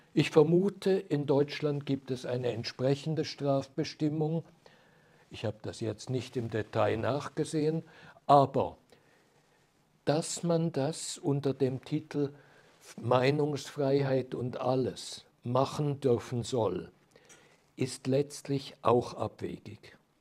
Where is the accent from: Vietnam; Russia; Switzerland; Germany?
Switzerland; als Schweizer Jurist